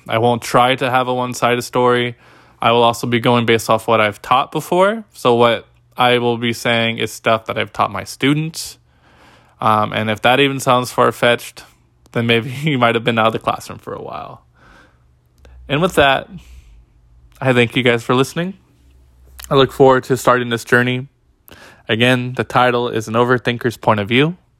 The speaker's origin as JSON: {"language": "English", "area": "Bay Area", "region": "California", "country": "United States", "tie": "born or raised there", "also_born_or_lived": "Humboldt, California / Riverside, California", "moved": "as an adult", "lives_now": "Salem, United States", "said": "I had previously lived from the Bay Area where I was born and raised"}